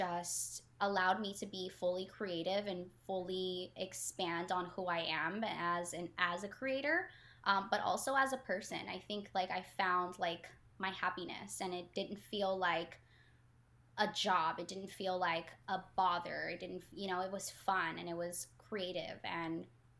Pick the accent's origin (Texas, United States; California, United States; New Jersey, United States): California, United States; Los Angeles; also born or lived in Mexico / Virginia / Philadelphia / Portland; I am from Los Angeles and born in Mexico